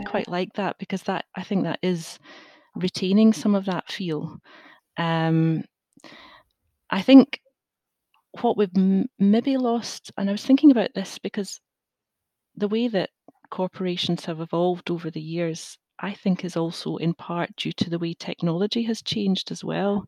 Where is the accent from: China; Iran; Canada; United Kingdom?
United Kingdom; Glasgow, Scotland; also born or lived in England; I grew up in Glasgow